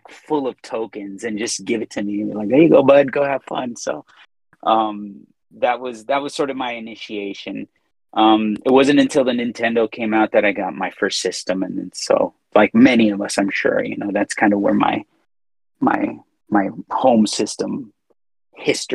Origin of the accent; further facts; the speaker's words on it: Inglewood, California, United States; moved away as an adult; now in Austin, United States; In Inglewood. I grew up. Okay. I'm an inner city boy. So I grew up in Inglewood.